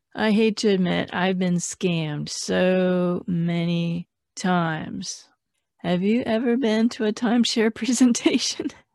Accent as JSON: {"language": "English", "town": "Phoenix", "region": "Arizona", "country": "United States", "said": "I'm from Phoenix"}